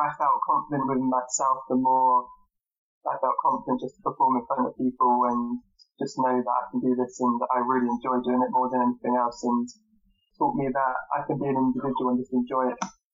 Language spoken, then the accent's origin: English; Trowbridge, South West England, United Kingdom; also born or lived in Bath; my parents are from Trowbridge and I grew up in Trowbridge